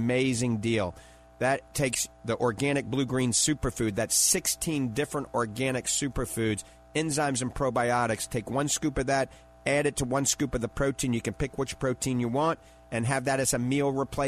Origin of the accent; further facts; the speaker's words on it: New Orleans, Louisiana, United States; accent: New Orleans; That's my New Orleans accent